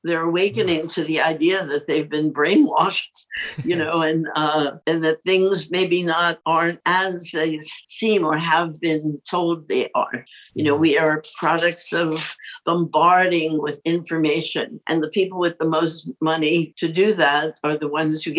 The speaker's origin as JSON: {"language": "English", "town": "New York City", "region": "New York", "country": "United States", "tie": "born or raised there", "said": "I think about the way I grew up. It was a really great time. My parents, I grew up in New York City."}